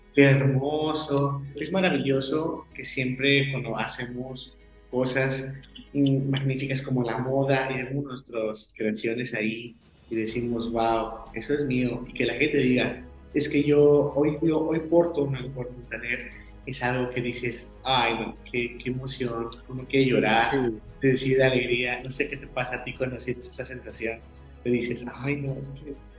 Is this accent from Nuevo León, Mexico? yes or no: no; Guanajuato, Mexico; yo soy de Guanajuato, México.